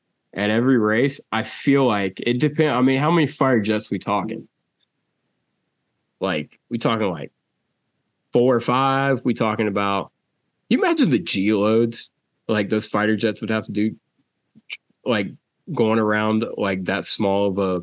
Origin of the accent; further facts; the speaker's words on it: Southern United States, United States; And being a Southerner myself